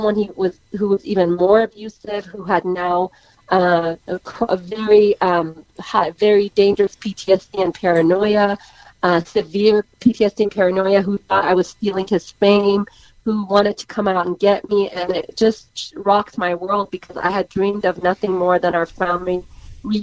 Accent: United States; I was raised in America pretty much since 9

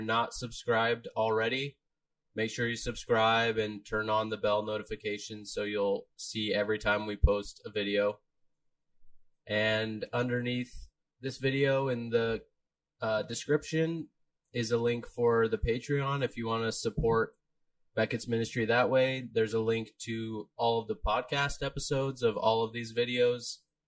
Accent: Florida, United States

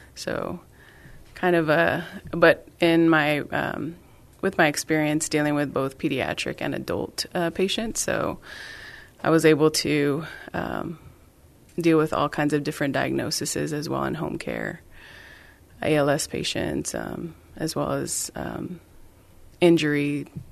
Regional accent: San Benito, Texas, United States; moved away; I am originally from South Texas. So I'm from San Benito

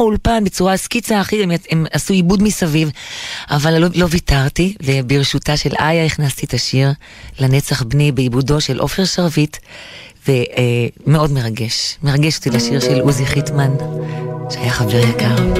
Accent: Jerusalem, Jerusalem District, Israel; ההורים שלי ירושלמים, אבל הצאצאים זה מסוריה ומאזרבייג'אן ומכל מיני מקומות כאלה. וגדלתי בשכונה, ש... ליד שכונת הבוכרים שם

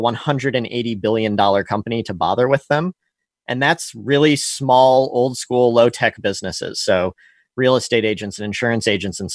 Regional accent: St. Louis, Missouri, United States; also born or lived in San Francisco; I'm from St. Louis, but left after college

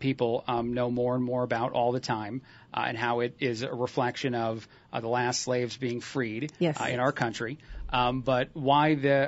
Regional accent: New Jersey, United States; moved away; I'm from the East Coast. I'm from Jersey.

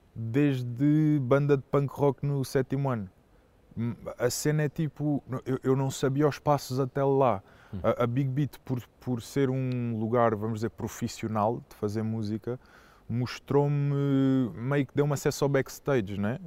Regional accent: Setúbal, Portugal; moved away; also born or lived in Oeiras / Alenquer / Cascais; Eu considero, considero Setúbal a minha terra no sentido do sítio onde eu, onde eu cresci

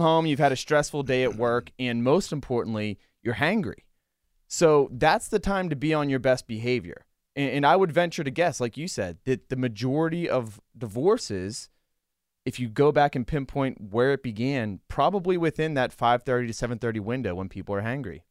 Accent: Western Pennsylvania, United States; growing up in Western P A, I feel like every kid listens to D V

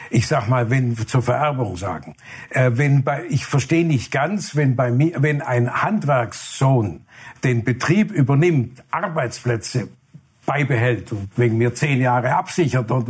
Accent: Burladingen, Baden-Württemberg, Germany; die Stiftung ist für Bollardingen, Umgebung, für meine Heimat, da wo Trigema zu Hause ist.

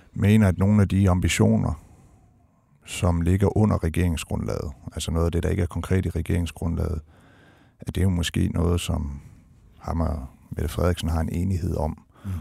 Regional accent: Denmark; som dansker

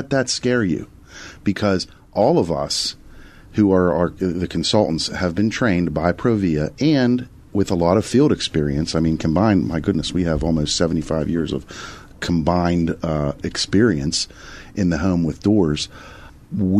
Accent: Pittsburgh, Pennsylvania, United States; We're all from Pittsburgh. Born and bred.

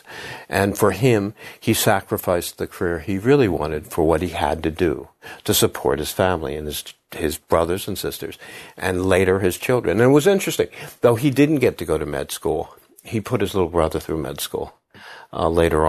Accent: Havertown, Pennsylvania, United States; I'm from Philadelphia. I'm from Havertown, which is a little, you know, village outside of Philadelphia

